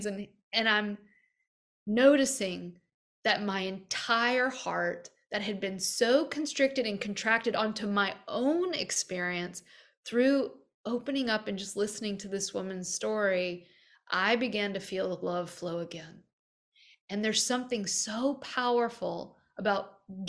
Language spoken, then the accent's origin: English; American Deep South, United States; I grew up in the American Deep South